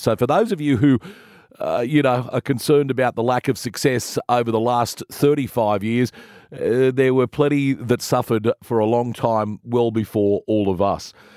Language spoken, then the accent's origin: English; Sydney, New South Wales, Australia; having uh, grown up around the western suburbs of Sydney.